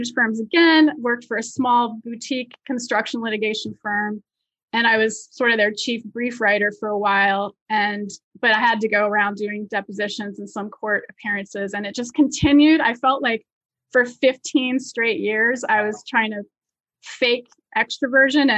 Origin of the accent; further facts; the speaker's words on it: Virginia, United States; moved away as an adult; now in New York, United States; So I grew up in Virginia and I went to the University of Virginia for college